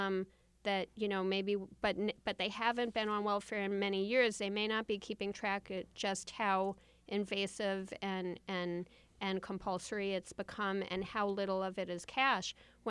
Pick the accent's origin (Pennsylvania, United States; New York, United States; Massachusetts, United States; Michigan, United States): New York, United States; New York City; I grew up in Queens.